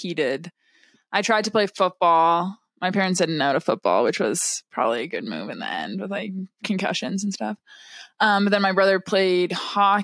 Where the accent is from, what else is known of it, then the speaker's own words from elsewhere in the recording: Wellesley, Massachusetts, United States; also born or lived in Texas; I'm from Wellesley, Massachusetts.